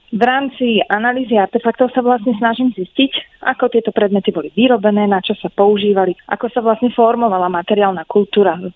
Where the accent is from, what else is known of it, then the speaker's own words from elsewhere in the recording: Bratislava, Bratislava Region, Slovakia; moved away as an adult; also born or lived in Moscow, Russia; now in Nanterre, France; mám 39 rokov a narodila som sa v Bratislave.